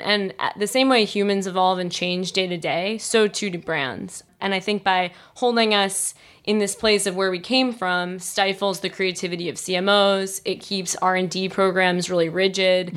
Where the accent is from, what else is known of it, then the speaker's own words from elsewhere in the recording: Wilmington, Delaware, United States; moved away as an adult; also born or lived in New York City; now in Boulder, United States; I grew up in Wilmington, Delaware